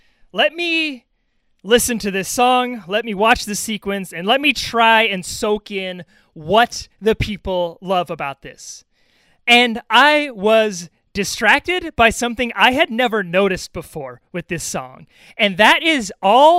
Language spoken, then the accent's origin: English; New York, United States; I'm a New Yorker